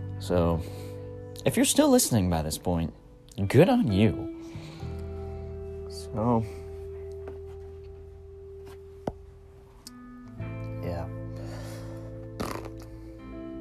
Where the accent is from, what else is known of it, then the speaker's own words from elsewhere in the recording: Indiana, United States; born and raised in Indiana